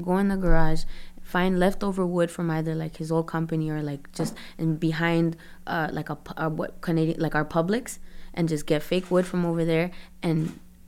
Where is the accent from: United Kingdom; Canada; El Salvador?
Canada; Toronto, Ontario; also born or lived in Brampton / Florida; I was born in Toronto, Canada